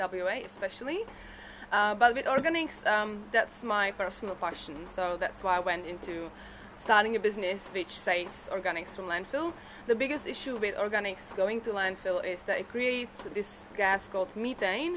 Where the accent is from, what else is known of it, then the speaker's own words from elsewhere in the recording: Prague, Czechia; English is a second language; moved away as an adult; also born or lived in Brisbane, Australia; now in Australia; I grew up in Prague, as you can hear. I'm not Australian originally.